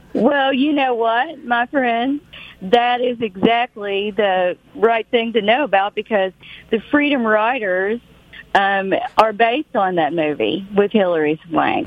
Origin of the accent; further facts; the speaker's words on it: Knott County, Kentucky, United States; I'm from Little Knott County that you're from.